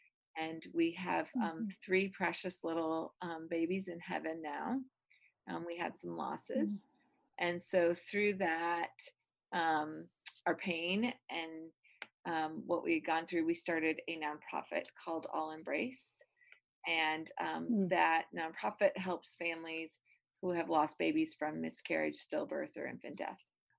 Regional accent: Michigan, United States; now in Georgia, United States; So, I am originally from the Midwest, from Michigan, and pretty much have lived all over the United States.

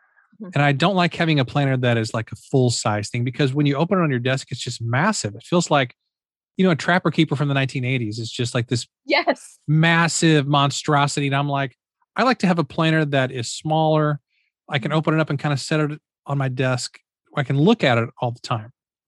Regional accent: Midwest, United States; And, you know, since we're both from the Midwest, you know, we're recording this beginning of July.

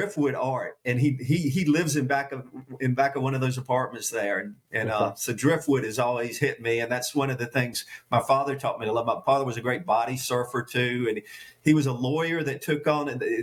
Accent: coastal plain of Virginia, United States; the part of the coastal plain I grew up in Virginia

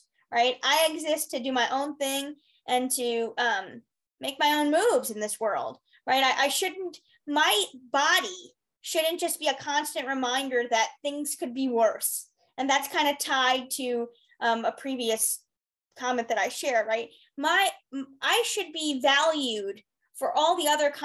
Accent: New York, United States; moved away as an adult; also born or lived in Arizona; I'm from New York and I moved to go to school

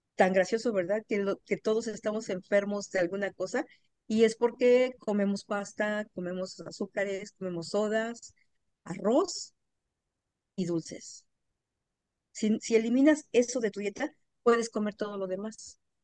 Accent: Mexico; moved away as an adult; now in Atlanta, United States; yo soy mexicana, pero vivo en Atlanta, Georgia, desde hace 23 años

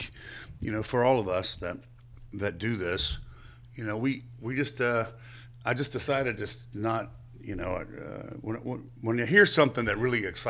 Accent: Lynchburg, Virginia, United States; also born or lived in Staunton, Virginia / Harrisonburg, Virginia; I was in Harrisonburg, and I grew up in Lynchburg and Stanton

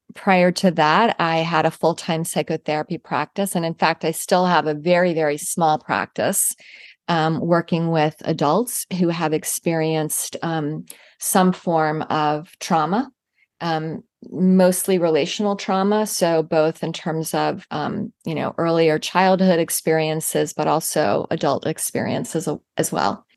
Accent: Virginia, United States; now in Jacksonville, United States; I grew up in Virginia

